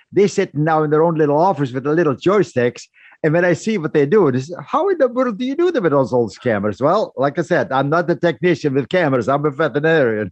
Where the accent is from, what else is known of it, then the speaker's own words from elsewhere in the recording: Netherlands; moved away as an adult; I was born and raised in the Netherlands